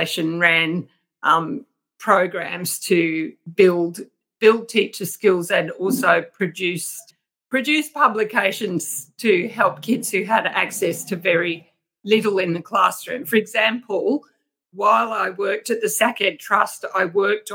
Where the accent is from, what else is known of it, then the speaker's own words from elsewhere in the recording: Home Hill, Queensland, Australia; also born or lived in Townsville; I was born in regional Queensland in the Burdekin, which is a cane farming district, and I was born in Home Hill.